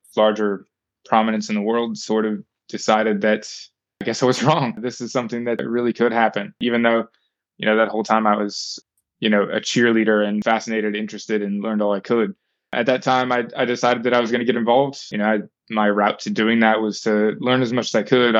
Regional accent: United States; accent: American; moved away as an adult; now in New Zealand; I was a young American, obviously, you can tell by my accent

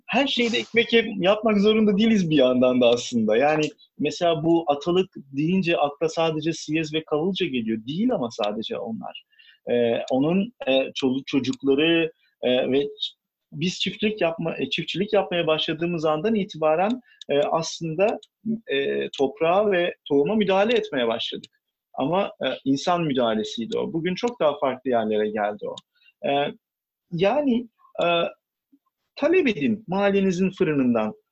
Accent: Istanbul, Turkey; İstanbulluyum. Ee, bayağı e, bu şehrin köylüsüyüm aslında. Ee, Beykoz tarafındaki köylerden bir tanesi

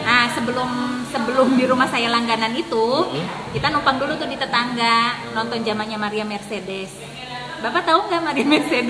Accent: Majalengka, West Java, Indonesia; moved away as an adult; now in Tangerang, Indonesia; lahir di Majalengka, T K, S D, eh, sampai Aliyah

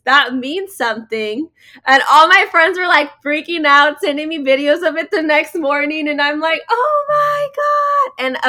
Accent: Mexico; I'm from Mexico, and in Mexico we do cumbia

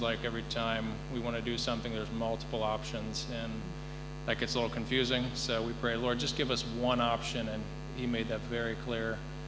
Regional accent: Gabon; I grew up in Africa. I was born in Gabon, and went to boarding school at the age of 6

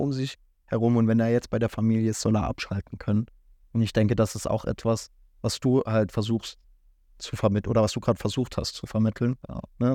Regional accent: Saarland, Germany; als Saarländer

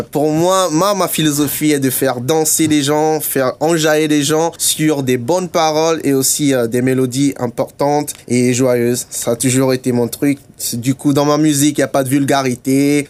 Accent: Togo; also born or lived in Germany; now in Luxembourg; je suis togolais

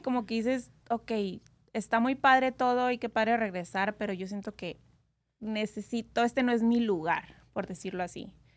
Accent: Hermosillo, Sonora, Mexico; now in Las Vegas, United States; Yo soy de Sonora, México. Hermosillo.

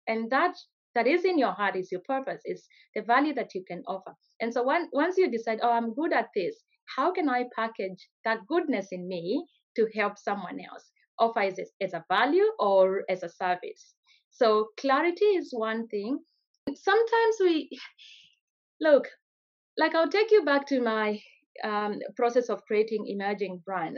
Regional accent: Kenya; moved away as an adult; now in Australia; I grew up in Kenya, went to school there

